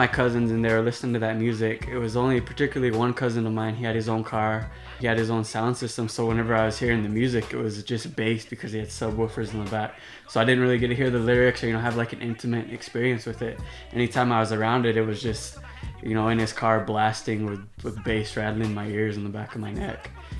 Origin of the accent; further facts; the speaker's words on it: Rosebud Reservation, South Dakota, United States; moved away as an adult; now in Chicago, United States; I'm 24 years old. I'm a Sichungu Lakota, born and raised on the Rosebud Reservation in South Dakota.